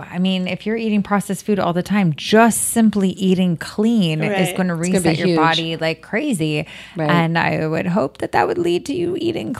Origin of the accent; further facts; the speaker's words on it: United States; I'm Italian American.